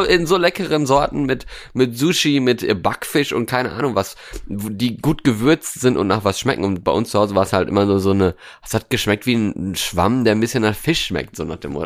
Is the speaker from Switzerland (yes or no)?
no; Norway; now in Germany; in Norwegen, in meiner alten Heimat